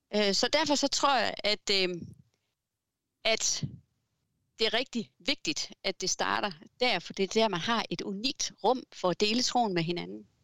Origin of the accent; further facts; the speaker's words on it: Southern Jutland, Denmark; now in Fredericia, Denmark; Jeg er sønderjyde